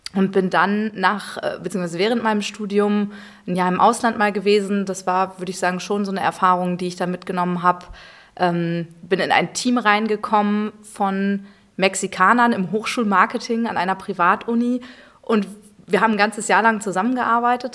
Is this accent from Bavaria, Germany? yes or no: no; Münster, North Rhine-Westphalia, Germany; now in Cologne, Germany; gebürtig komme ich aus Münster, also sture Westfälin